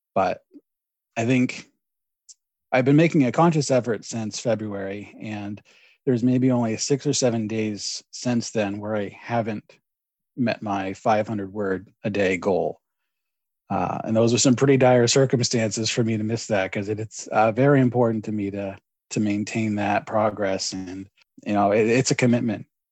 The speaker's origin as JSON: {"language": "English", "region": "Maine", "country": "United States", "tie": "born or raised there", "said": "I'm born and raised in Maine."}